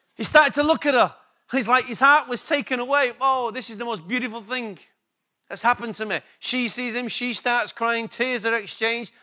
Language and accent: English; England, United Kingdom; accent: English; My accent's better than theirs. It's quite obvious. Sorry, girls. It's just the way it is. English came before Australian